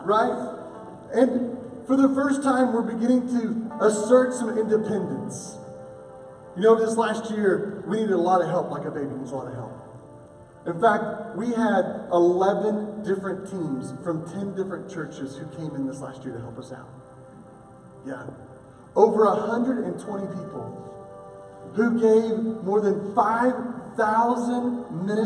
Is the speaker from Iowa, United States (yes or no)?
no; Oklahoma, United States; a boy from Oklahoma